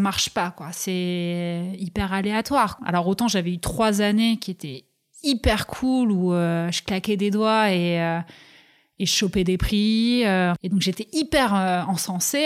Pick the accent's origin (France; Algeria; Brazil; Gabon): France; Toulouse, Occitania; moved away as an adult; also born or lived in Pyrenees; je vais vivre avec ma mère à Toulouse jusqu'à mes 18 ans